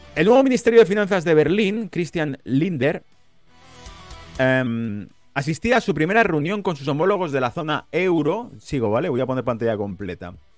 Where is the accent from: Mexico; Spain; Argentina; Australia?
Spain; now in United Kingdom; como español viviendo en la pérfida Albion